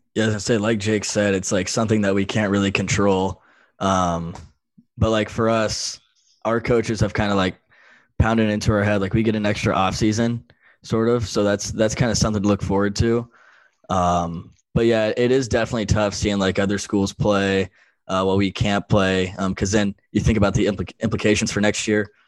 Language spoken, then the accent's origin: English; North Carolina, United States; moved away as an adult; now in Iowa, United States; I'm from North Carolina